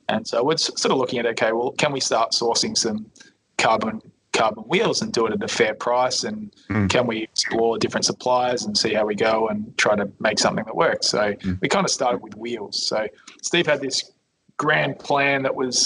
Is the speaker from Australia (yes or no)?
yes; Adelaide, South Australia, Australia; moved away; also born or lived in Melbourne; We grew up together in Adelaide, southern suburbs of Adelaide.